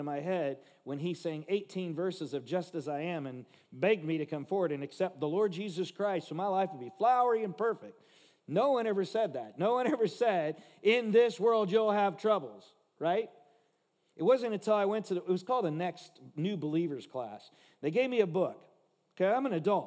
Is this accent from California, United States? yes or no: yes; Los Angeles, California, United States; I grew up in Watts, L.A., if you know what that is, the slums